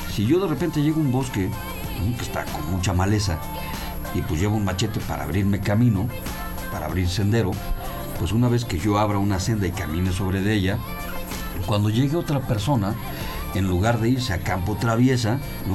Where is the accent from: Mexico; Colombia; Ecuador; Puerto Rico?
Mexico; como mexicanos